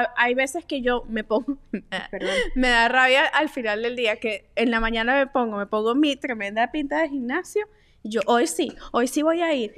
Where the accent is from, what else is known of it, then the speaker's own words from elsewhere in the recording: Venezuela; nosotras que somos venezolanas